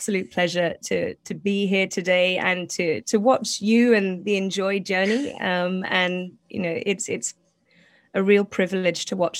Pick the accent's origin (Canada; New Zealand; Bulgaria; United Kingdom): United Kingdom; accent: British; also born or lived in South East England / Scotland; growing up in very, very rural Southeast England for the first half of my childhood, and then very, very rural Northeast Scotland for the second half of my childhood